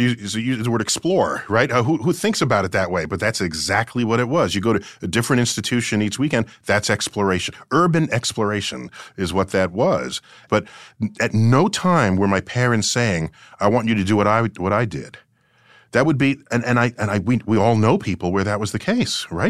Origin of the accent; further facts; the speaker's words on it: New York City, New York, United States; I grew up in the Bronx